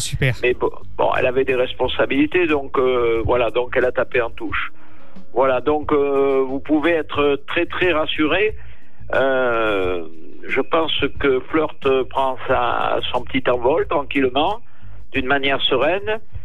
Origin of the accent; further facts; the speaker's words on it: Gascony, France; on est Gascons